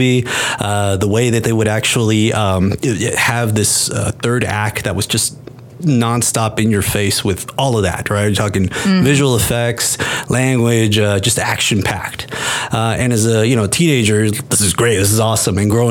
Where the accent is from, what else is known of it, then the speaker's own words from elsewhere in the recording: Eagle Pass, Texas, United States; also born or lived in Mexico; originally I'm from Mexico, and I grew up in, on the border, a little town called Eagle Pass